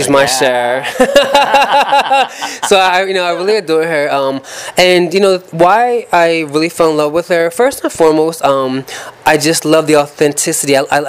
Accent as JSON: {"language": "English", "town": "Philadelphia", "region": "Pennsylvania", "country": "United States", "tie": "born or raised there", "moved": "yes", "said": "growing up in Philadelphia"}